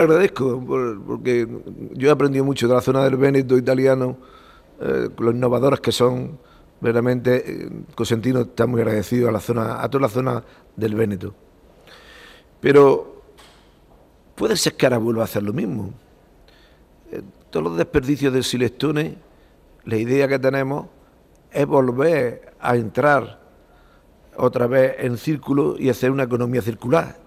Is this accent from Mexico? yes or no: no; Macael, Andalusia, Spain; born or raised there; also born or lived in Barcelona